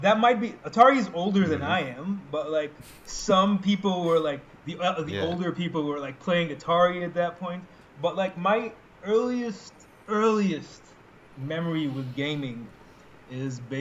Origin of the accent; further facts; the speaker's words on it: Saudi Arabia; now in Egypt; I grew up in Saudi Arabia